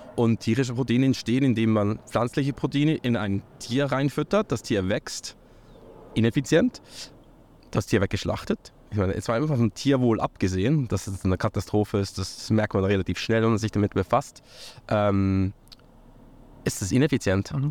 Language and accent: German; near Lucerne, Switzerland; also born or lived in St. Gallen / United States / Buenos Aires / Canada; in der Schweiz äh, aufgewachsen, in der Nähe von Luzern